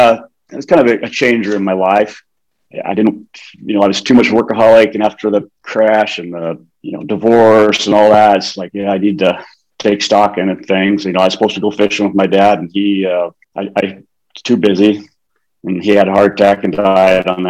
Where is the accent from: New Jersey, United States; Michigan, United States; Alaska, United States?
Alaska, United States; Anchorage; I was born in Anchorage, Alaska